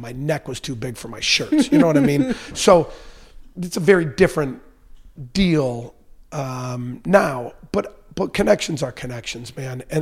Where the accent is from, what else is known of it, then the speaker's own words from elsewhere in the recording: River Forest, Illinois, United States; I grew up in River Forest.